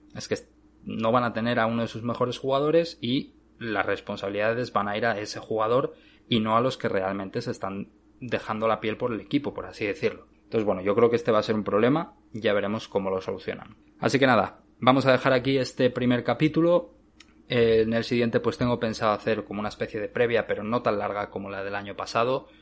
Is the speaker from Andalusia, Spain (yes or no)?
no; Asturias, Spain; moved away as an adult; now in Arizona, United States; Yo soy de Asturias